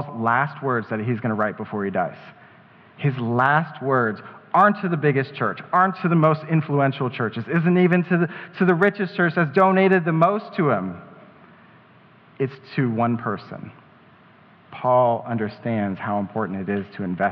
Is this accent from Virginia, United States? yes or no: no; Colorado Springs, Colorado, United States; shout out to Colorado Springs, that's my hometown